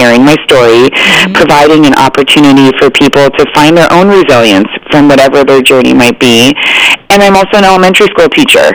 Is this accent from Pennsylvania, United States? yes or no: no; Arizona, United States; I grew up in Arizona, and we skied